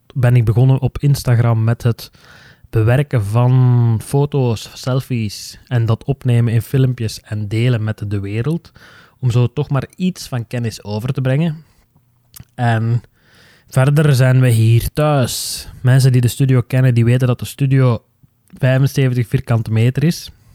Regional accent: Flanders, Belgium; onze Noorderburen die mijn dialect niet zo goed begrijpen

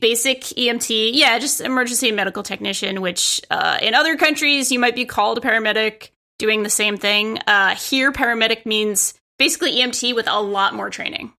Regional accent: Providence, Rhode Island, United States; moved away as an adult; now in New York City, United States; I grew up in Rhode Island at like Providence, Rhode Island.

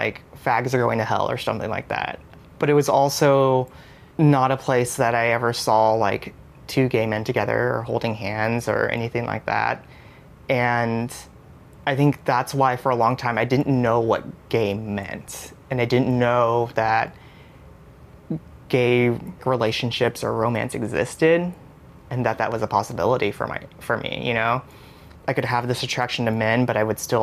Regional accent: Houston, Texas, United States; also born or lived in Austin, Texas; I was born and raised in Houston, Texas

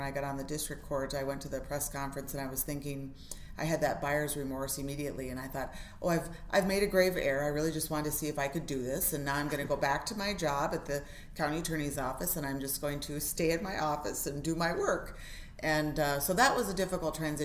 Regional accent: Federal Dam, Minnesota, United States; I'm from Federal Dam, Minnesota, which is up on the Leech Lake Reservation

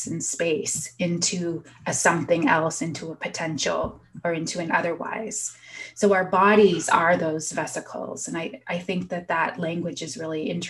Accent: Southern Ontario, Canada; also born or lived in Prince Albert, Saskatchewan; I was born in Prince Albert, Saskatchewan, and then adopted out and traveled east, and now, you know, pretty much raised in Southern Ontario

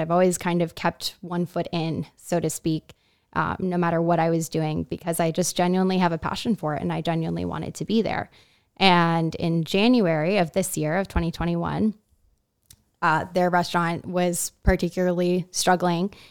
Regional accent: Miami, Florida, United States; moved away as an adult; also born or lived in Laguna, California; now in Miami, United States; I'm from Miami, Florida, but had moved here to Laguna about five, four or five years ago.

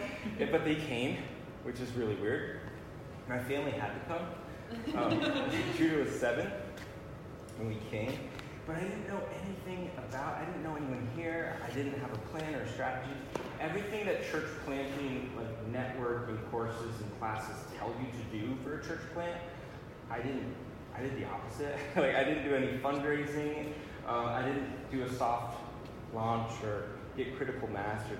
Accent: Massena, New York, United States; moved away as an adult; It's on the Canadian border. It's a little border town. It's where I grew up

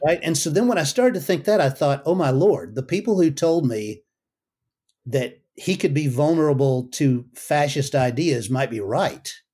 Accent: United States; I'm an American

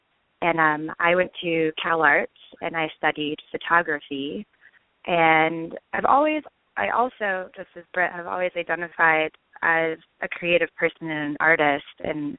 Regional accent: Long Beach, California, United States; So I grew up in Long Beach, California, which is a very creative city in my eyes

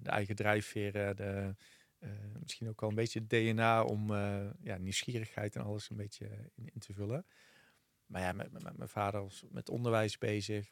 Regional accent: Vught, North Brabant, Netherlands; accent: Brabant; also born or lived in 's-Hertogenbosch; ik kom uit Vught, eh, geboren in Getogen, formeel geboren in Den Bosch

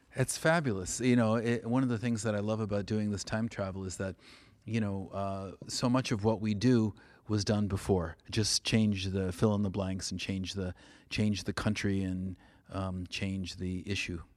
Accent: California, United States; also born or lived in New England; now in New Haven, United States; I'm from California

